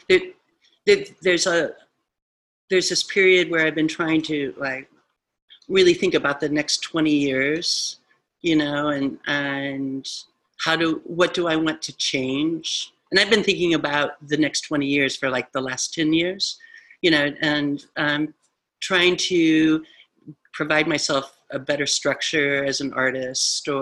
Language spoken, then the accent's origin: English; Midwest, United States; I'm from the Midwest